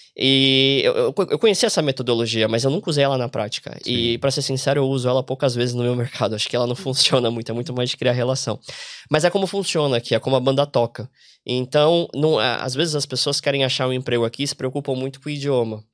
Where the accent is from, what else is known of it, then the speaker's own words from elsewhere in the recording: Brazil; moved away as an adult; also born or lived in São Paulo; now in Ireland; a gente vem aqui como brasileiro